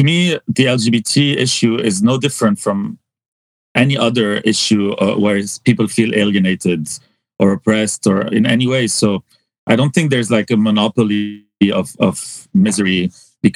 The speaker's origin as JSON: {"language": "English", "town": "Hazmiyeh", "region": "Mount Lebanon", "country": "Lebanon", "tie": "born or raised there", "moved": "as an adult", "said": "I was so isolated from Beirut in some ways because I lived in Hazmiye"}